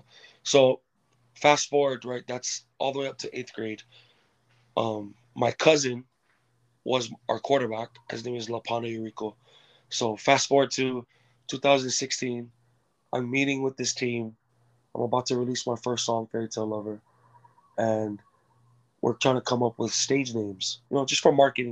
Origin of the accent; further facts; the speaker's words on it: Kipapa, Hawaii, United States; also born or lived in American Samoa / California / Texas; when I was 7 years old, I moved to Hawaii from American Samoa